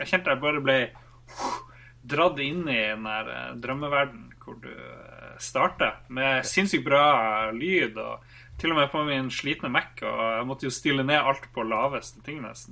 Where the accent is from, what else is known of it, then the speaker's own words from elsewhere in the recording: Norway; vi er fra Norge